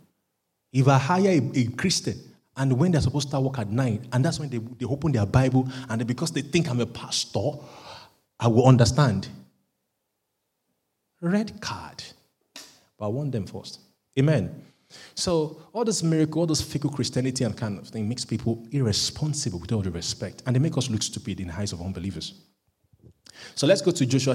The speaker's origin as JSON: {"language": "English", "country": "Nigeria", "moved": "yes", "lives_now": "United Kingdom", "said": "because I'm a Nigerian"}